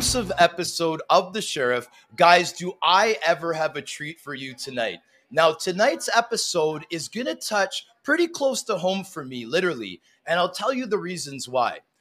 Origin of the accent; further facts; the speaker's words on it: Canada; as a Canadian family, my siblings and I all embraced a sport growing up